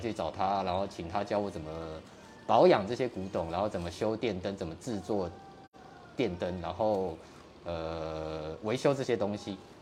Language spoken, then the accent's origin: Chinese; Kaohsiung, Taiwan; 在高雄，在儿子寮，儿子寮。嗯，那时候没像现在开发那么那么多啊